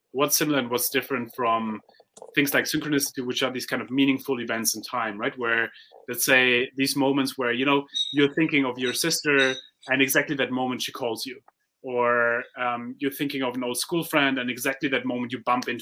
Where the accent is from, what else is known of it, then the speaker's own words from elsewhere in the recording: Germany; I come from Germany